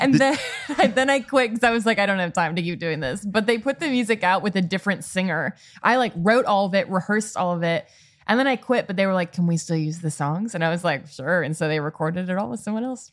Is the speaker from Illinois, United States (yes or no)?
yes; Chicago, Illinois, United States; moved away as an adult; also born or lived in Boston; I'm from born and raised in the Chicago suburbs